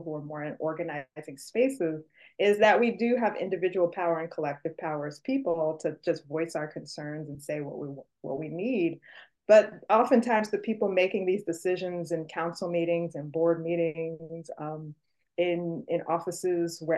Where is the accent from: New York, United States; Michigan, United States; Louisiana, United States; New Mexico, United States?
New York, United States; New York City; I'm from New York City specifically